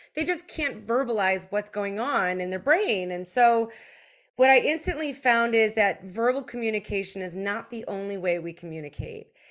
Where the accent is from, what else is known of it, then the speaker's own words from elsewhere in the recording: United States; also born or lived in Germany; moved here in elementary school